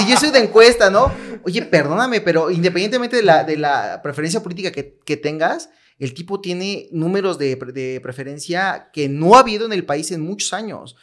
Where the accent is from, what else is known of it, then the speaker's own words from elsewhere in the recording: Mexico; nosotros como mexicanos